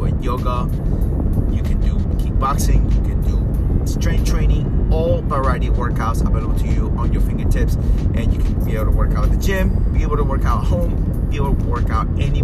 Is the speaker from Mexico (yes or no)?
no; Peru; I'm from Peru. Peru